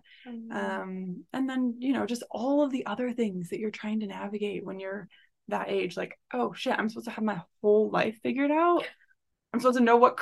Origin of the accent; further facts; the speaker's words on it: rural Michigan, United States; I grew up in like rural Michigan